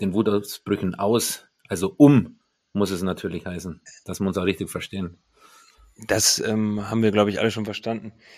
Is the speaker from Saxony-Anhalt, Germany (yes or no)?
no; Mindelheim, Bavaria, Germany; moved away as an adult; also born or lived in Bad Wörishofen / Kaufbeuren / Düsseldorf / Nuremberg; wenn bei uns in meiner Heimatstadt in Mindelheim das Frunzbergfest ansteht, das ist ein Mittelalterfest und da ist man als Mindelheimer aktiv dabei